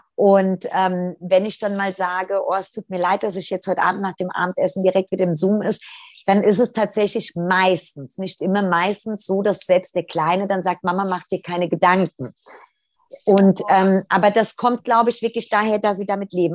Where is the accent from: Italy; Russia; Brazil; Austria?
Italy; wir sind Italiener